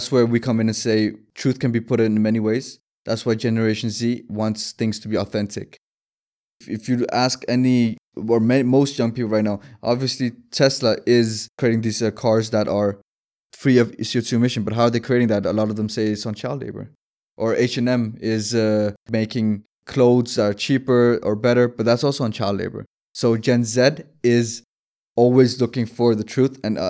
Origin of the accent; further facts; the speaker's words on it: Denmark; Born and raised in Denmark.